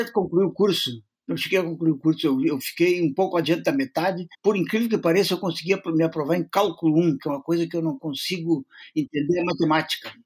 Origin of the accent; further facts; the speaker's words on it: Rio Grande do Sul, Brazil; accent: strong border (fronteira) accent; moved away as an adult; also born or lived in Porto Alegre; cheguei em Porto Alegre com um sotaque muito forte lá na fronteira, que se diferencia do sotaque porto-alegrense